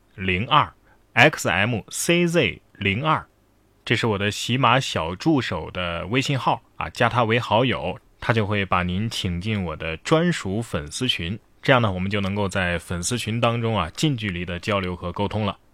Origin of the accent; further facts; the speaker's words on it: China; 咱们大陆人